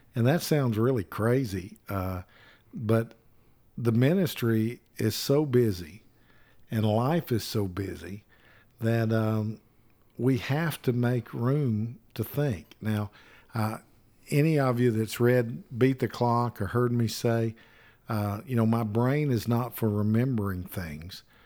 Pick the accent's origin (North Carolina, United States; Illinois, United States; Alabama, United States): Alabama, United States; I'm from Alabama.